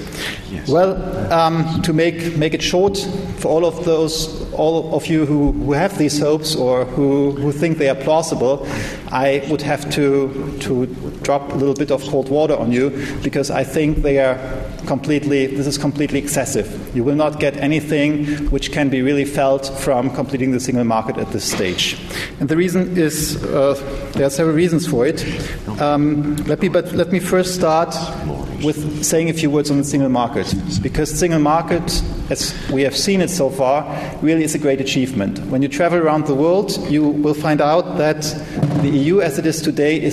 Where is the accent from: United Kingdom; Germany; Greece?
Germany; the country where I come from Germany